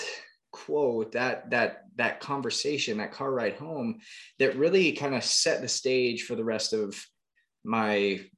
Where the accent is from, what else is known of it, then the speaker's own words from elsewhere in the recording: Canada; now in New York, United States; growing up in Canada, was playing hockey just like everybody else.